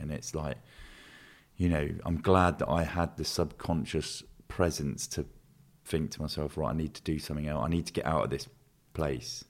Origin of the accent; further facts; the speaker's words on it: Luton, East of England, United Kingdom; I grew up in Luton